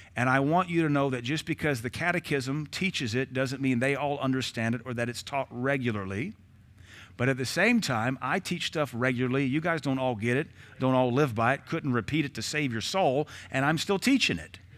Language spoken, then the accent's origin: English; United States; I am an American citizen. I was born in nineteen seventy-six.